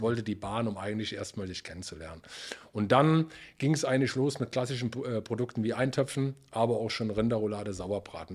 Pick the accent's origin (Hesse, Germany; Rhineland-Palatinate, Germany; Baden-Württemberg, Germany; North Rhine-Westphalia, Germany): Rhineland-Palatinate, Germany; Beulich; Ich komme aus dem Hunsrück äh, in der Nähe von Emmelshausen, aus dem kleinen Ort in Beulich